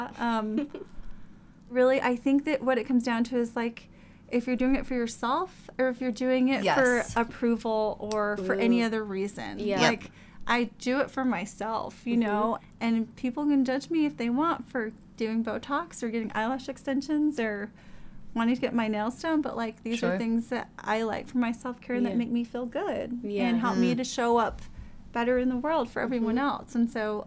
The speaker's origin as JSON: {"language": "English", "town": "Laie", "region": "Hawaii", "country": "United States", "tie": "born or raised there", "moved": "as an adult", "said": "I grew up in La'ie, Hawaii, the small little town on the north shore of Oahu."}